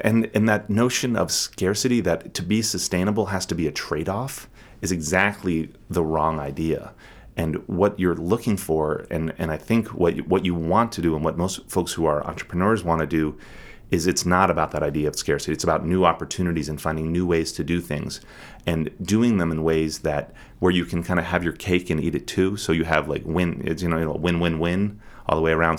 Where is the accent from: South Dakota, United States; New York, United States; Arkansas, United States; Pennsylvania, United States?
Pennsylvania, United States; Harrisburg; also born or lived in Portland, Maine / Mauritania; now in Bar Harbor, United States; I grew up in Harrisburg, Pennsylvania.